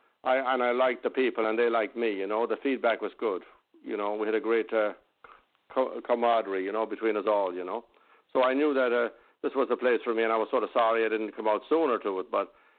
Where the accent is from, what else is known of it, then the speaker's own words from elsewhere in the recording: west of Ireland, Ireland; also born or lived in London / New York; now in United States; I came from London. I came from Ireland to London. I lived in London for a while. And then I came out to the States to box.